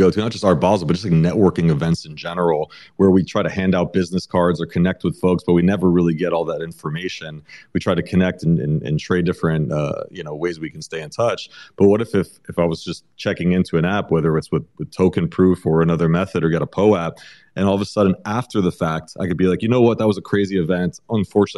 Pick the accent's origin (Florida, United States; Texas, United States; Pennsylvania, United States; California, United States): Florida, United States; Miami; born and raised in Miami, grew up with them